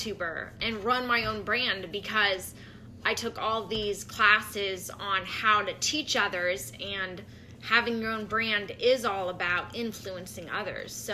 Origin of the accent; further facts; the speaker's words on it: St. Louis, Missouri, United States; I'm from St. Louis